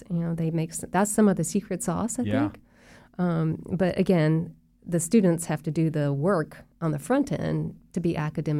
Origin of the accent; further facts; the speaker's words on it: Winter Park, Florida, United States; when I was growing up in Winter Park, I went to these camps, and now my children are coming to these camps.